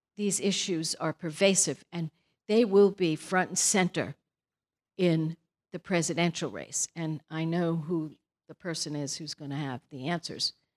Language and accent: English; Brooklyn, New York, United States; now in California, United States; We're from Brooklyn. We have a different personality.